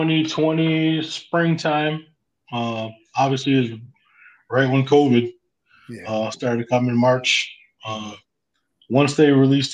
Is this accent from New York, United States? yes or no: yes; Central New York, United States; we're from Central New York, man.